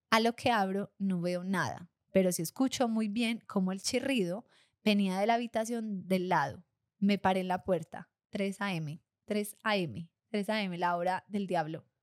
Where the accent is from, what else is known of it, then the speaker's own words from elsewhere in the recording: Armenia, Quindío, Colombia; also born or lived in Argentina; cuando llegué de Argentina viví un año en Armenia, mi ciudad de origen?